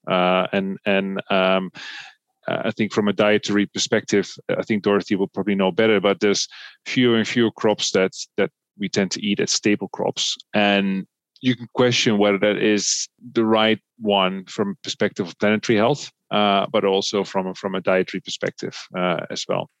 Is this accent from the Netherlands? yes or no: yes; Netherlands; I come from the Netherlands, a, a relatively wealthy country